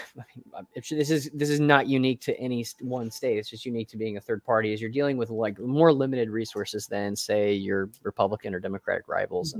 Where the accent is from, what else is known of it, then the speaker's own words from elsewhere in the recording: Tennessee, United States; I'm from Tennessee